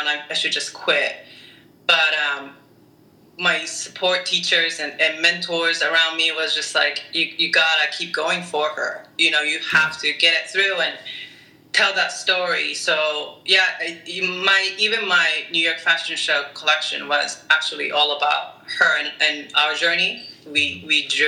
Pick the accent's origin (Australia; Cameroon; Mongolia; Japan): Japan; also born or lived in Orange County, United States; now in Boston, United States; I'm originally from Japan.